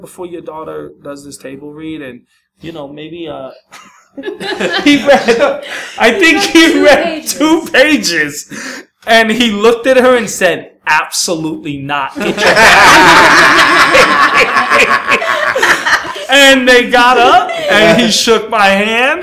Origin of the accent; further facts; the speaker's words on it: New York, United States; now in Los Angeles, United States; I grew up in Greenwich Village